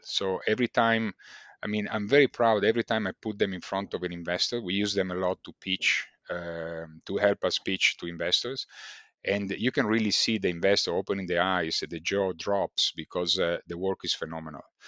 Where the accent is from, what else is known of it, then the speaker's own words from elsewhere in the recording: Italy; accent: Italian; English is a second language; moved away as an adult; also born or lived in China / Vietnam / Malaysia / Texas, United States; as you could probably have guessed from, uh, b-, by my accent, I'm Italian.